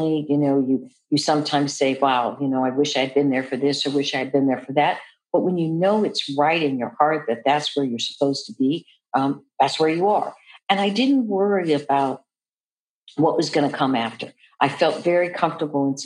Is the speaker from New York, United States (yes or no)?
no; Seattle, Washington, United States; moved away; I'm originally from Seattle, Washington, so my mother was living in Seattle